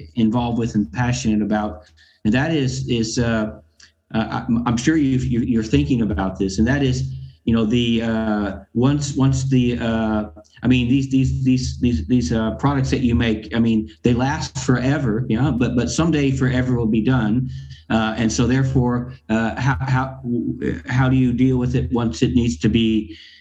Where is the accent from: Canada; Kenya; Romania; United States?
United States; Arkansas; moved away as an adult; now in Europe; I'm from I'm from Arkansas, um, and, and I've been I've been born and raised in in this in the U.S.